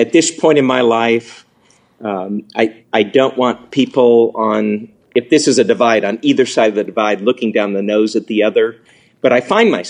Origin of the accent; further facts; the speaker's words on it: the Ozarks, United States; I'm from the Ozarks.